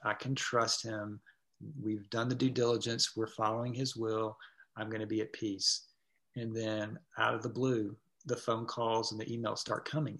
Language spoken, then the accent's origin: English; Atlanta, Georgia, United States; also born or lived in Gwinnett County, Georgia; I grew up in Atlanta